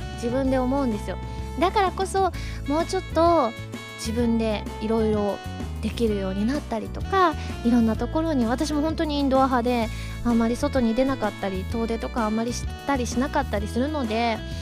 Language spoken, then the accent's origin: Japanese; Osaka, Japan; moved away; 地元大阪ですからね